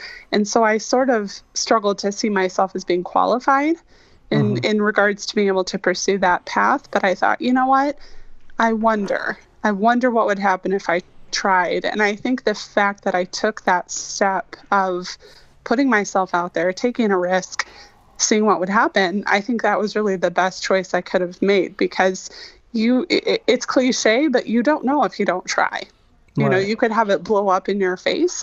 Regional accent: Michigan, United States; growing up in Michigan, we sort of fell into being default Tigers fans.

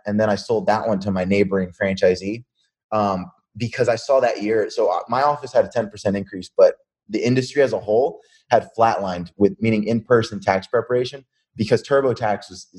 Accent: Pennsylvania, United States; also born or lived in Virginia Beach; I moved back with my mom from Virginia Beach back to Pennsylvania. So this is around the time all my friends from high school, they're starting to, like, graduate.

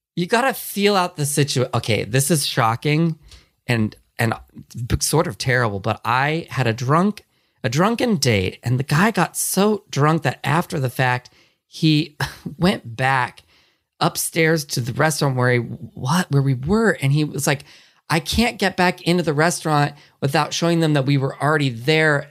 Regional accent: California, United States; I grew up here in California

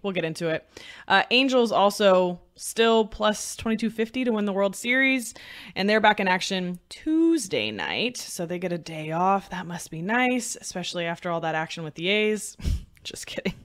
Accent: Bay Area, California, United States; I grew up in the Bay Area, and we would go to A's games

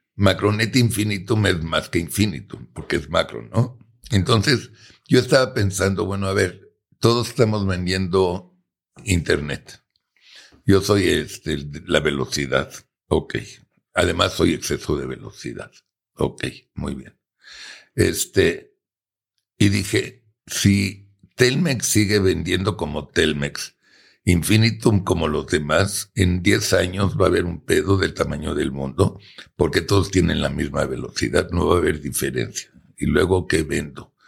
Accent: Mexico; nosotros como buenos mexicanos

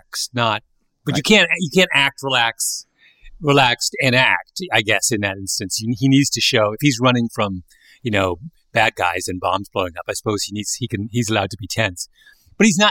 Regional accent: Canada; moved away; I was a little kid growing up in Canada

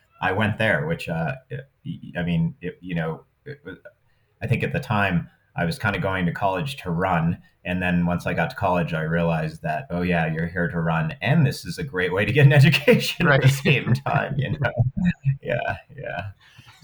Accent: Wyoming, United States; I grew up in Wyoming

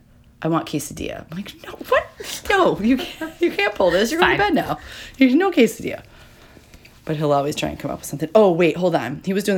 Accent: Illinois, United States; growing up in Illinois

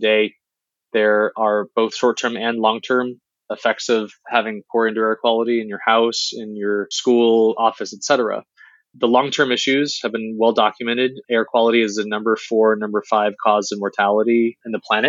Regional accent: Beijing, China; moved away; I was born in Beijing

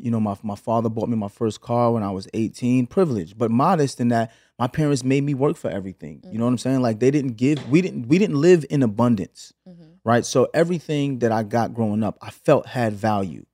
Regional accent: New York City, New York, United States; moved away as an adult; also born or lived in Los Angeles, United States; now in Atlanta, United States; we moved from Canarsie, from from Flatbush to Canarsie when I was 8

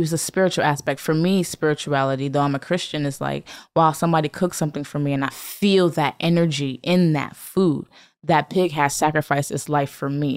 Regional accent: Bridgeport, Connecticut, United States; I'm from Bridgeport, Connecticut. We consider that the hood of Connecticut.

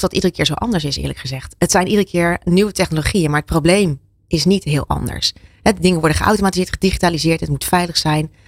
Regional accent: Zeeland, Netherlands; ik kom uit Zeeland. Daar is water, hè, duidelijk. Daar hebben we genoeg eh, tegen gevochten

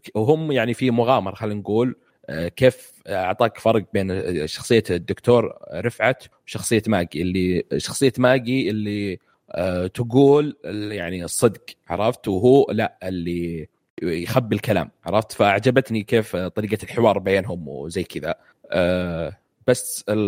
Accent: Saudi Arabia; وانا سعودي

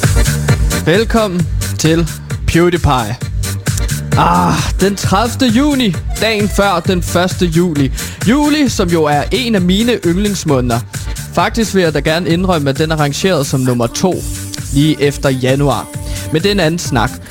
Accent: Herlev, Capital Region of Denmark, Denmark; derhjemme i Herlev, hvor jeg altså kommer fra

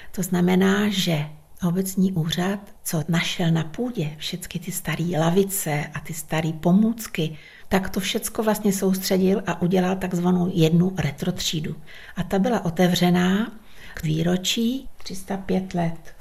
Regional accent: Dírná, South Bohemian Region, Czechia; u nás v Dírnej

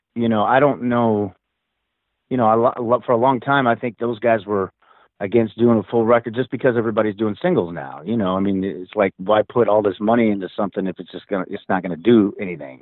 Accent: Springfield, Missouri, United States; moved away; I'm from Springfield originally

